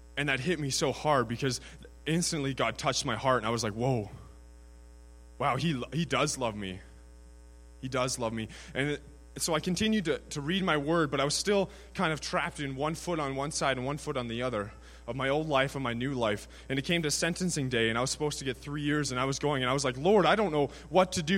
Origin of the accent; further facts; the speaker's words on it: Prince George, British Columbia, Canada; I'm from Prince George, BC, 21 years of age